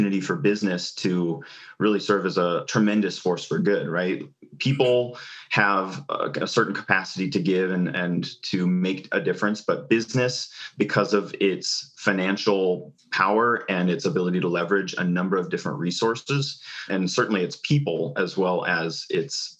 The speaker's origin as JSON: {"language": "English", "town": "Lincoln", "region": "Nebraska", "country": "United States", "tie": "born or raised there", "said": "born and raised in Lincoln"}